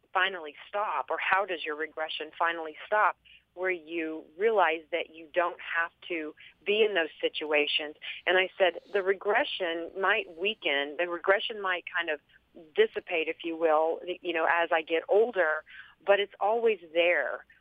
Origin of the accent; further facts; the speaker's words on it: Texas, United States; accent: southern; I'm you know from Texas, so I've got that southern like mispronunciation